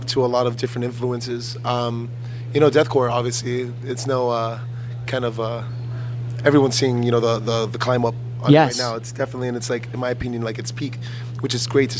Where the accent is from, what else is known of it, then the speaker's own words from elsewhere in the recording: Miami, Florida, United States; now in Fort Myers, United States; I'm from Miami, so more 305